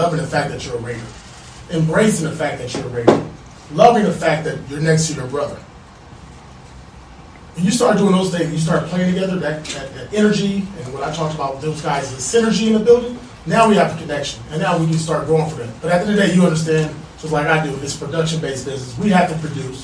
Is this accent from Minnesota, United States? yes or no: no; Compton, California, United States; I grew up in Compton, California.